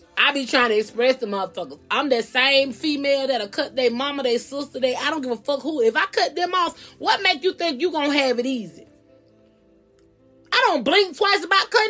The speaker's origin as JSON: {"language": "English", "region": "Georgia", "country": "United States", "said": "I'm from Georgia too"}